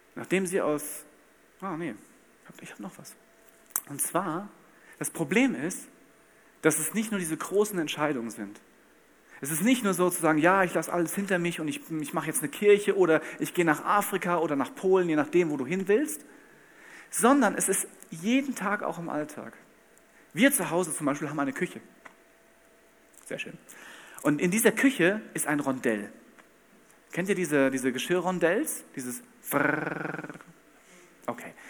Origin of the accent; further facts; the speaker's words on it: Bad Camberg, Hesse, Germany; Ich komme aus Bad Camberg in Hessen